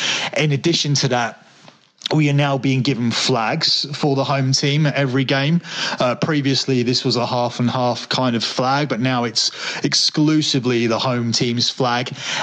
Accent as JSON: {"language": "English", "region": "London", "country": "United Kingdom", "said": "I'm close enough to say I'm from London."}